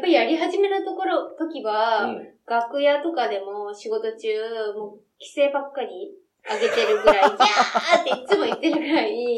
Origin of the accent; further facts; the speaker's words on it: western Japan, Japan; now in Tokyo, Japan; 私は、あの、西の方の出身なので